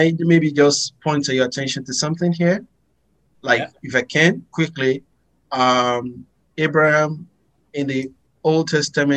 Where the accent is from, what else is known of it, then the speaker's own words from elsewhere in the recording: Abeokuta, Ogun State, Nigeria; born in Nigeria, Western Nigeria, from a town called Abeokuta. Meaning means of the city, a city under the rock, because once you enter the city, you see rocks everywhere, and there is a symbol to that. So I grew up there.